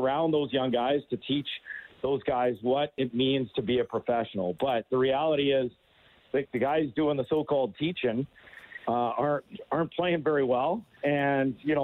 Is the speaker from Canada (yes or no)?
yes; Edmonton, Alberta, Canada; now in Ottawa, Canada; I grew up in Edmonton and moved here in 2003.